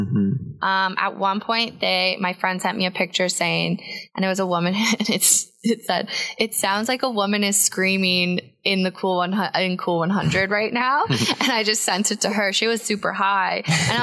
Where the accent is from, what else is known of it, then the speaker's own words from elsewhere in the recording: Belleville, Ontario, Canada; also born or lived in Peterborough; when I was at Queens, 45 minutes away, and I would tell people I'm from Belleville.